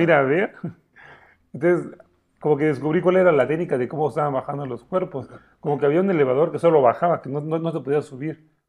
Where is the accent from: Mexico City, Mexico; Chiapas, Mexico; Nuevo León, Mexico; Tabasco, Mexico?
Chiapas, Mexico; somos de aquí de Chiapas